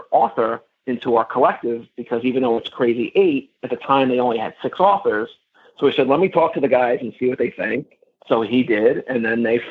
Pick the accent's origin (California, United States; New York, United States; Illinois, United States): New York, United States; I'm from New York